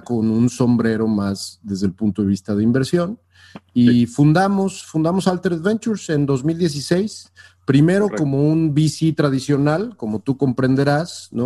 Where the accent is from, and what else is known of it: Mexico; moved away as an adult; also born or lived in San Francisco Bay Area; now in San Francisco, United States